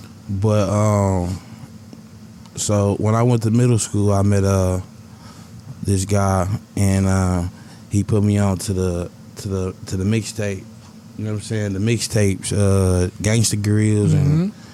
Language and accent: English; Milwaukee, Wisconsin, United States; Milwaukee, Wisconsin.